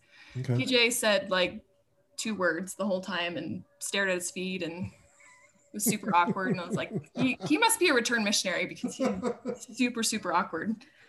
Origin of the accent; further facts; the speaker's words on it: Idaho, United States; born there; now in Laramie, United States; I was born in Idaho, and I have four siblings. I'm the oldest of the siblings. I have two sisters and a brother. I grew up in all kinds of places. I moved around a bunch growing up.